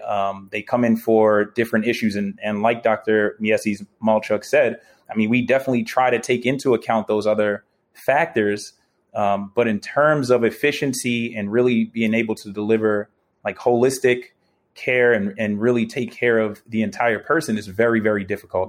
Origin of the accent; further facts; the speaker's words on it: New York City, New York, United States; moved away; I'm still a New Yorker. I love my city, man. That's my home.